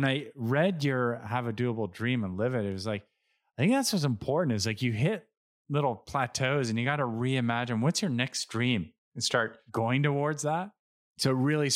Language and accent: English; Montreal, Quebec, Canada; we're Canadian, we're from Montreal